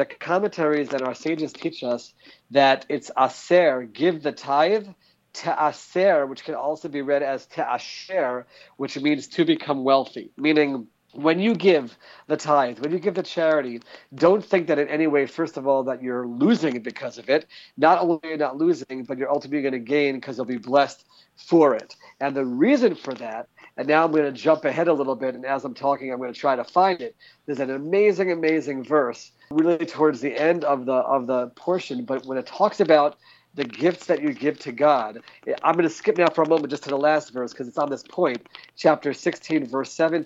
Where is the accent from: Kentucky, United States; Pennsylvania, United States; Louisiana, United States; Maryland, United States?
Maryland, United States; now in Israel; growing up in Maryland.